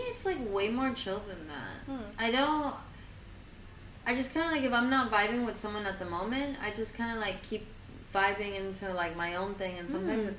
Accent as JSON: {"language": "English", "country": "Argentina", "moved": "yes", "said": "So, like, I moved here 2 years ago from Argentina."}